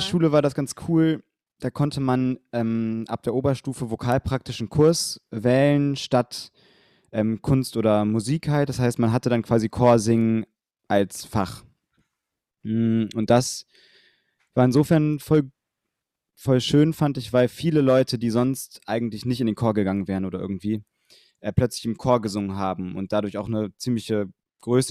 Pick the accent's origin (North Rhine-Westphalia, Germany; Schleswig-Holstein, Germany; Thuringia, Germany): North Rhine-Westphalia, Germany; Bonn; in Bonn gesungen, wo ich herkomme